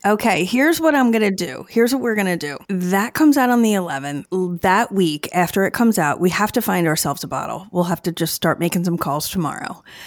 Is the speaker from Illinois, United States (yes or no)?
no; Chester County, Pennsylvania, United States; I grew up in Chester County